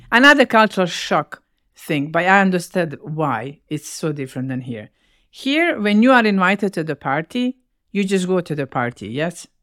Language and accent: English; Bosnia & Herzegovina; English is a second language; moved away as an adult; also born or lived in Winnipeg, Canada